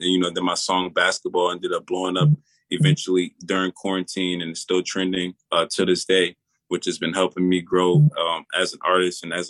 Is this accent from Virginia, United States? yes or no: yes; Virginia, United States; I'm from Virginia